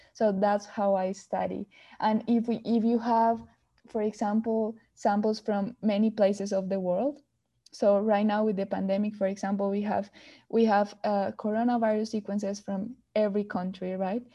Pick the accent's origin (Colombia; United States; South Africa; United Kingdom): Colombia; moved away as an adult; I'm from Colombia